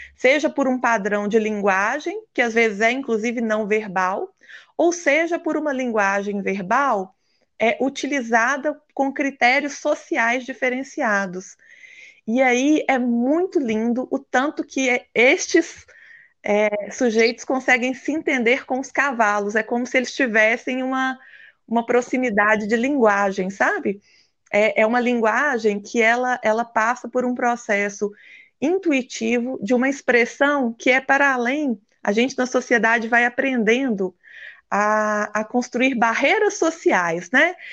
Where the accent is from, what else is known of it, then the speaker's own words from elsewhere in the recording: Minas Gerais, Brazil; como boa mineira